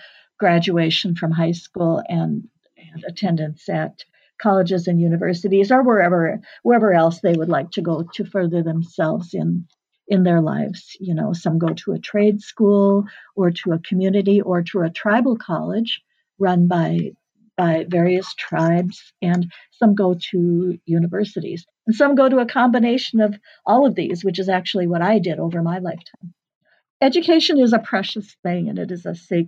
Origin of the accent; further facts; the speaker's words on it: Duluth, Minnesota, United States; first language English; I was born in Duluth, and I was born actually fairly within blocks of the big lake myself